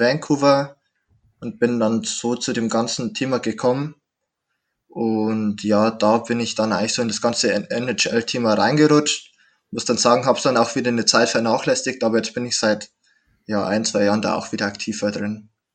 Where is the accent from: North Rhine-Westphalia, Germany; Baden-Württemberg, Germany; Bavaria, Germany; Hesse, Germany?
Bavaria, Germany; Straubing; in der Stadt, wo ich herkomme, Straubing